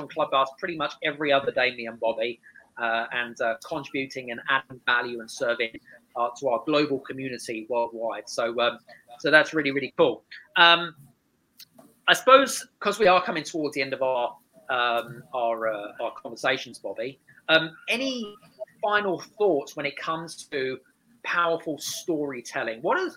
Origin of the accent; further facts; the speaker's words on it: United Kingdom; She is from a very different culture, Scandinavian, and I'm British, which are very different cultures, by the way.